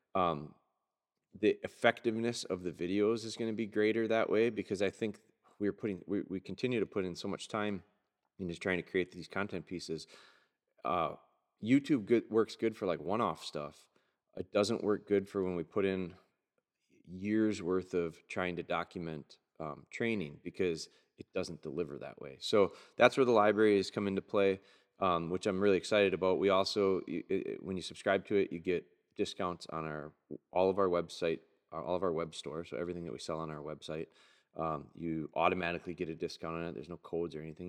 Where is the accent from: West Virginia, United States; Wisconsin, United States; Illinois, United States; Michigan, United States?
Wisconsin, United States; Pulaski; Pulaski, my hometown